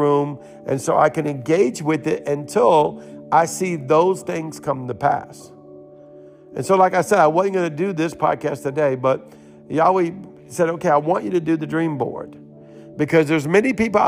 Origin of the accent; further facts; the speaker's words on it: New Orleans, Louisiana, United States; we're from New Orleans